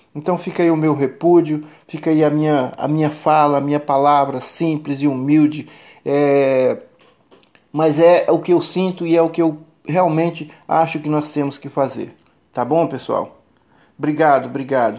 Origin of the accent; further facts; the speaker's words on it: Brazil; sou brasileiro, nasci no Brasil, cresci no Brasil, tenho 59 anos aqui no Brasil, nunca saí para fora